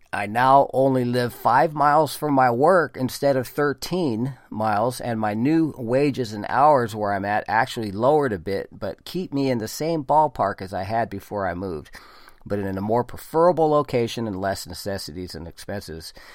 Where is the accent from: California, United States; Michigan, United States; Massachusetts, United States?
California, United States; also born or lived in Oregon / Virginia; my home state of California